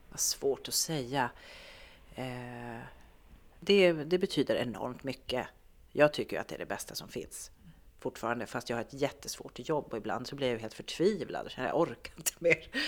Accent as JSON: {"language": "Swedish", "region": "Norrbotten County", "country": "Sweden", "also_born_or_lived": "Malmö", "said": "Jag tänkte att jag har bott i Malmö och jag har bott, jag kommer från Norrbotten fast jag är från Tornedalen."}